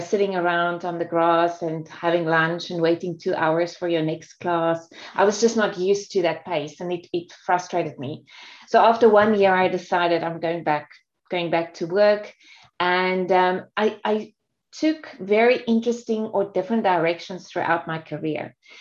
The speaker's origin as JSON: {"language": "English", "country": "South Africa", "tie": "born or raised there", "also_born_or_lived": "Singapore", "moved": "as an adult", "said": "I'm actually South African. So I grew up in South Africa, and I was there until 30 years old when I moved to Singapore"}